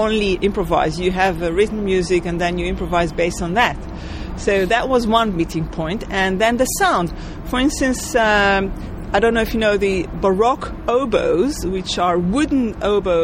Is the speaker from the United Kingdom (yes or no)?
no; Israel; moved away; also born or lived in New York; I'm originally from Israel. I was born in Israel.